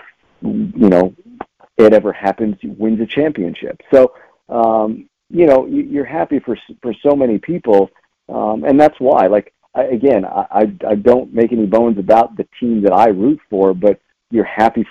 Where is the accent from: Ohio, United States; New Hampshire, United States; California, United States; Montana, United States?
California, United States; Los Angeles; moved away; I'm from Los Angeles